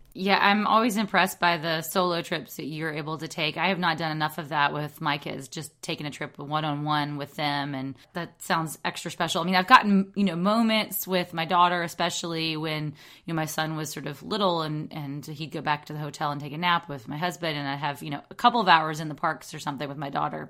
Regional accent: Alabama, United States; I grew up in Alabama

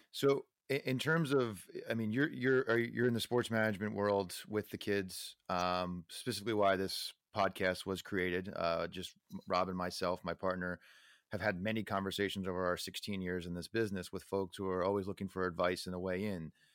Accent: Neptune, New Jersey, United States; moved away; I grew up in Neptune, New Jersey

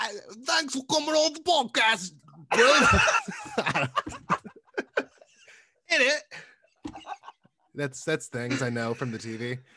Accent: Alabama, United States; I come from the South, Alabama, so I somehow never really got the Southern accent

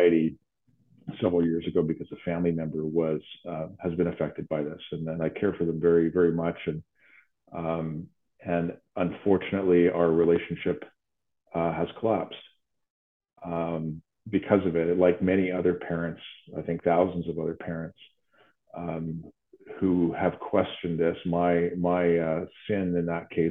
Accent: Vancouver, British Columbia, Canada; moved away as an adult; now in Ottawa, Canada; I grew up in Vancouver and spent the 90s in the art scene

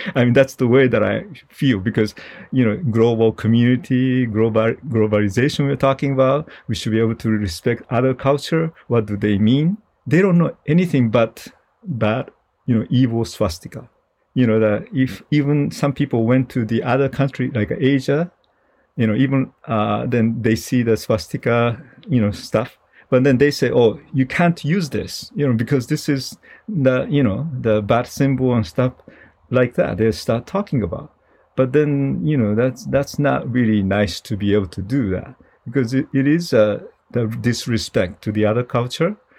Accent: Japan; moved away; I'm originally from Japan

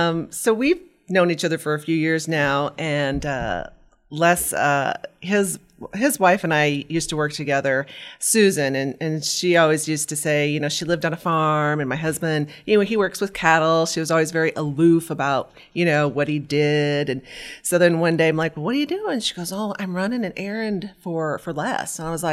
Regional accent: Meade, Nebraska, United States; and I grew up in Meade, Nebraska on a farm.

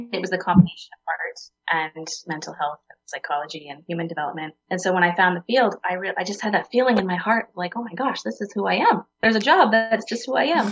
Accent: Waterville, Maine, United States; I grew up in central Maine in the Waterville Fairfield area

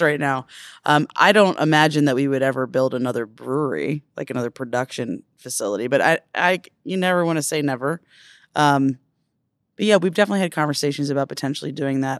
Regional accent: Silver Spring, Maryland, United States; I grew up in Silver Springs

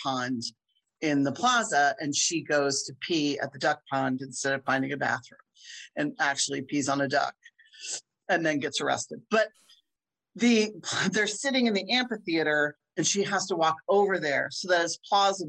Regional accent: near Philadelphia, Pennsylvania, United States; now in Chicago, United States; I grew up near Philly

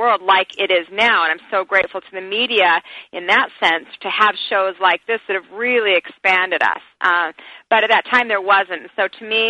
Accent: Salt Lake City, Utah, United States; growing up in Salt Lake City, Utah, I didn't have a support system.

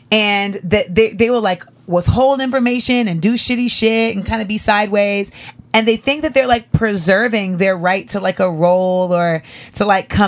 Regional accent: Michigan, United States; moved away as an adult; also born or lived in New York; now in Los Angeles, United States; So I grew up in Michigan.

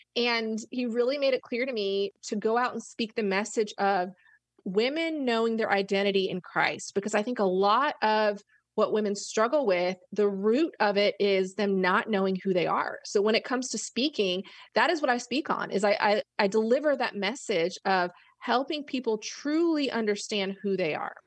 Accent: Florida, United States; moved away as an adult; also born or lived in Arkansas / Memphis; I grew up in Florida

